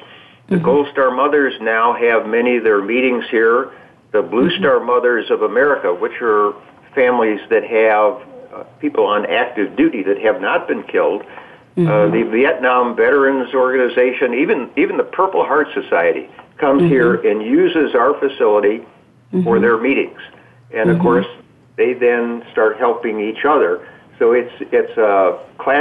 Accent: Midwest, United States; I grew up in the Midwest in very moderate surroundings

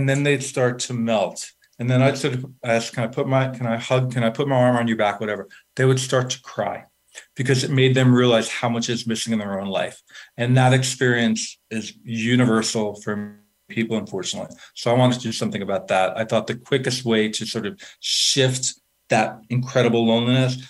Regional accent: New York, United States; I'm a from New York

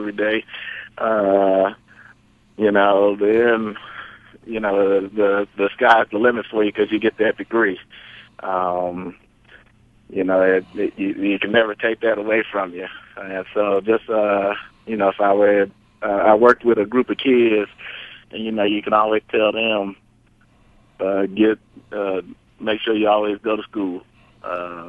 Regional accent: Oakland, California, United States; I'm from Oakland, California, that beautiful Bay Area

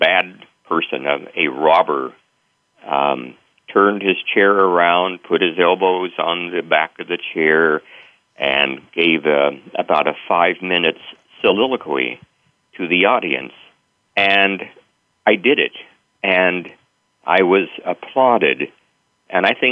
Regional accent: central Kansas, United States; my days at my two-room country school in central Kansas

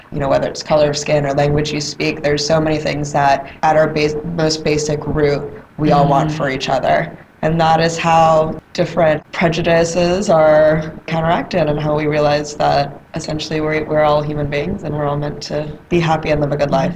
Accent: Atlanta, Georgia, United States; I'm, I'm from Atlanta, Georgia. I was, I was raised in Atlanta

